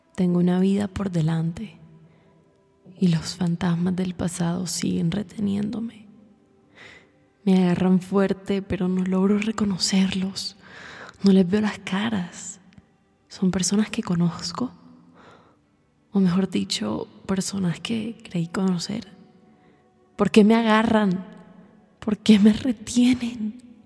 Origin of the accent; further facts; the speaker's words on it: Barranquilla, Atlántico, Colombia; now in Bogotá, Colombia; Yo vivo en Bogotá, soy de Barranquilla